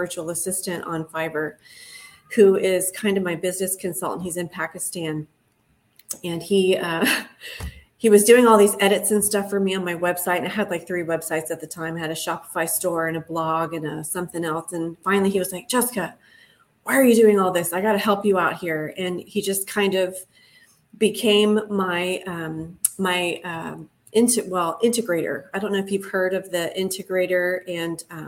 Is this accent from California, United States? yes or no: no; Ohio, United States; moved away as an adult; now in Los Angeles, United States; I'm originally from Ohio. I moved out to LA probably 13 years ago as a traveling physical therapist